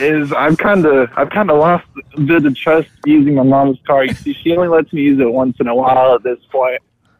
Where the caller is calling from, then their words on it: Houston, Texas, United States; I'm calling up from Houston.